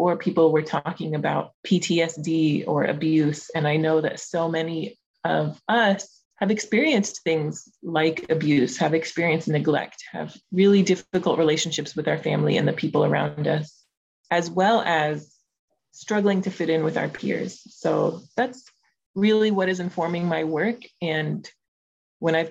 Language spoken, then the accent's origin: English; Los Angeles, California, United States; My family is from Afghanistan. I was born in Los Angeles